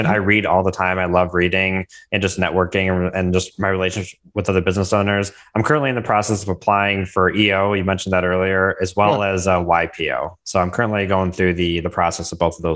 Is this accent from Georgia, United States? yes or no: no; Milford, Michigan, United States; I'm born and raised in Michigan, and I grew up in Milford